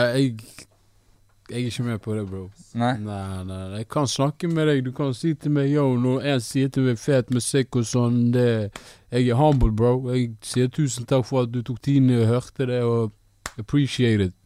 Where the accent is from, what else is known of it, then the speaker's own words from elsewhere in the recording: Bergen, Vestland, Norway; also born or lived in Ethiopia; Jeg er fra Bergen, opprinnelig fra Etiopia.